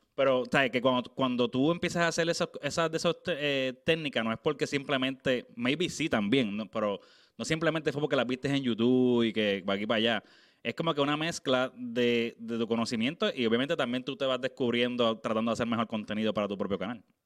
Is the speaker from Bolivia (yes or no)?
no; Naguabo, Puerto Rico; moved away; yo estoy viviendo afuera, Pero yo soy de Naguabo